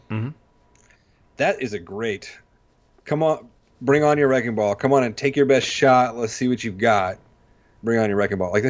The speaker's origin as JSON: {"language": "English", "region": "New Jersey", "country": "United States", "said": "Like, yeah, I'm from Jersey. I'm a Giants fan they're in Jersey too."}